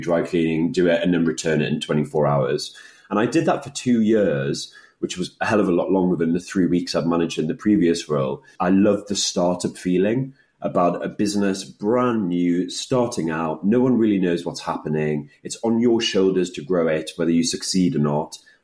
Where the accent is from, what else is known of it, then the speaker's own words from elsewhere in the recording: Newcastle upon Tyne, North East England, United Kingdom; I'm actually originally from Newcastle. My family's Polish